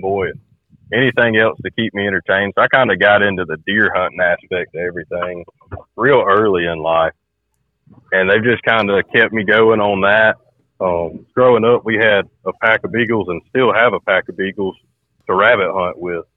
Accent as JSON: {"language": "English", "area": "Cartersville", "region": "Georgia", "country": "United States", "said": "I'm from Carter School, Georgia"}